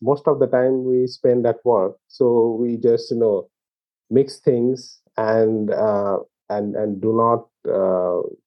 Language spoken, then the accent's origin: English; India; growing up in India